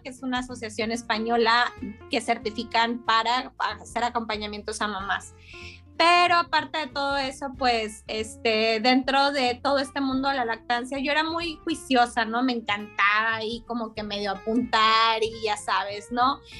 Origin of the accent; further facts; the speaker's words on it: Zamora, Michoacán, Mexico; Soy originaria de Zamora, Michoacán